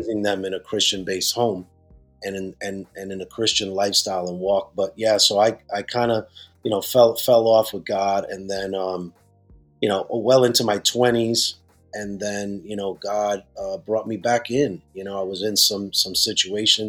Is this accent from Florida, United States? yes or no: no; Bridgeport, Connecticut, United States; moved away as an adult; also born or lived in Puerto Rico; now in New York, United States; grew up in the Spanish churches in Bridgeport, Connecticut. So we're from Connecticut, although we're pastoring in New York